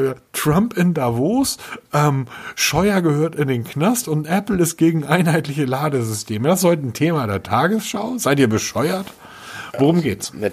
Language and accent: German; Hamburg, Germany; Ich bin Hamburger.